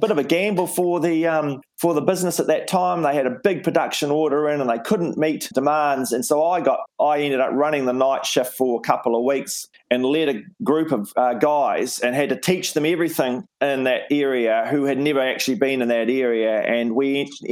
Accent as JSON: {"language": "English", "town": "Invercargill", "region": "Southland", "country": "New Zealand", "tie": "born or raised there", "also_born_or_lived": "Wellington", "moved": "yes", "said": "where I grew up in Invercargill in Southland"}